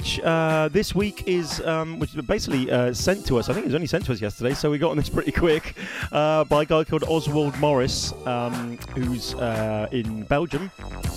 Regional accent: Bristol, South West England, United Kingdom; accent: Bristolian; That's my Bristolian accent

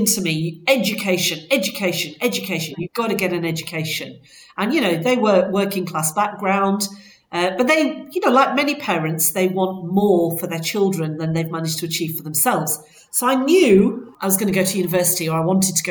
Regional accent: Bradford, Yorkshire and the Humber, United Kingdom; moved away; I'm actually originally from Bradford

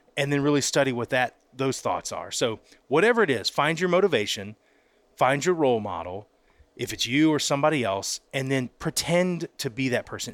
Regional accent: Pensacola, Florida, United States; I grew up in Pensacola, Florida

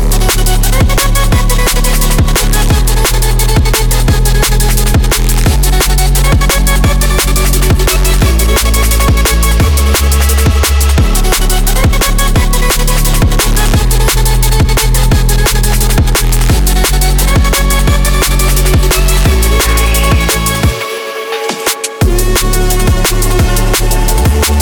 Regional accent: Netherlands; the Netherlands, I should say, my home country

